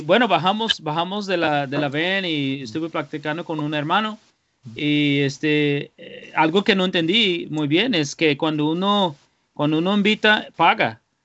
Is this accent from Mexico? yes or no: no; United States; moved away; como americano